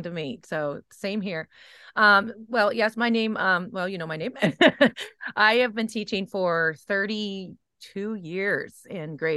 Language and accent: English; New England, United States; also born or lived in Kansas City, Missouri; I'm from New England